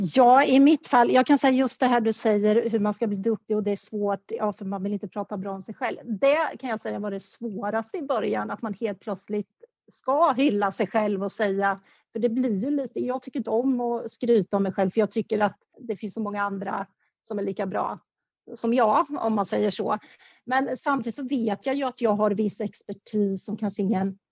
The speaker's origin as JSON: {"language": "Swedish", "town": "Karlskoga", "region": "Örebro County", "country": "Sweden", "moved": "yes", "said": "i Kaskoga där, där jag kommer ifrån"}